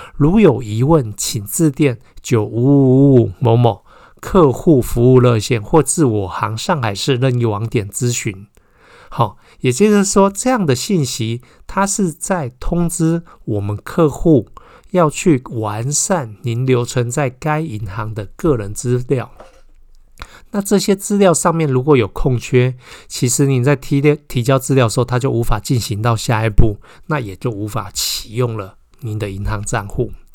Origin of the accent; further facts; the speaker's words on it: Taiwan; 对我们台湾人来讲啊